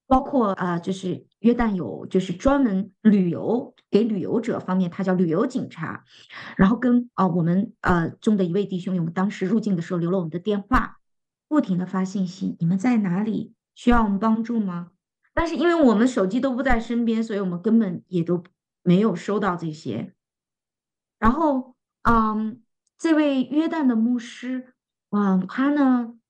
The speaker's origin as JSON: {"language": "Chinese", "region": "northern China", "country": "China", "said": "非常适合我们北方人的胃口"}